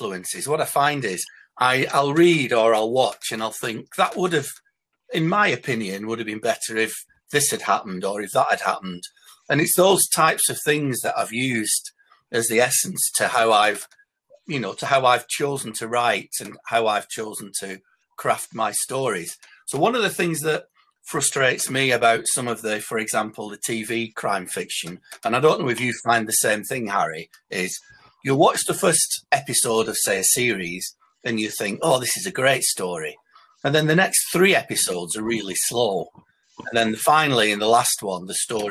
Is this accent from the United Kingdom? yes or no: yes; Bolton, North West England, United Kingdom; I'm from Bolton in Lancashire